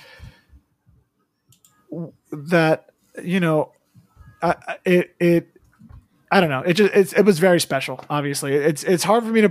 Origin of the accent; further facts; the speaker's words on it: United States; my own kind of mixed background and being Chinese American